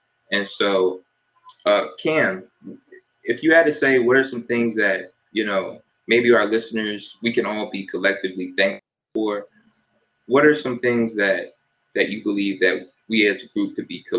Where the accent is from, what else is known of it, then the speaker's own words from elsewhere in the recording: New Jersey, United States; also born or lived in Fort Lauderdale; I was born in New Jersey. Shout out to my Jersey folks. I've kind of lived everywhere, though. When I was about 5 or 6, moved down to South Florida, lived in Fort Lauderdale area for about 7 years.